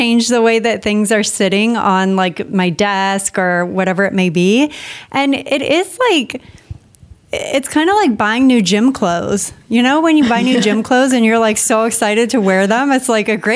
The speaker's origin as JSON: {"language": "English", "town": "San Diego", "region": "California", "country": "United States", "tie": "born or raised there", "also_born_or_lived": "San Francisco", "moved": "as an adult", "said": "I grew up in Southern California in San Diego"}